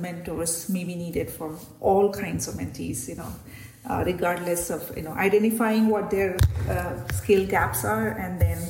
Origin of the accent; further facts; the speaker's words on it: India; obviously research was new because I came from India.